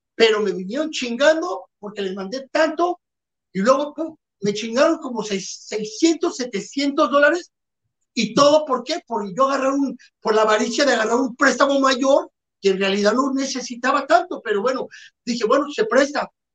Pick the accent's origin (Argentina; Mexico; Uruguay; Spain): Mexico; somos mexicanos